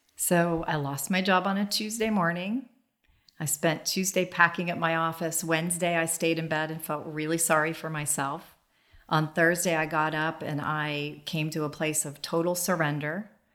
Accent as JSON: {"language": "English", "town": "Dayton", "region": "Ohio", "country": "United States", "tie": "born or raised there", "said": "I grew up in Dayton, Ohio"}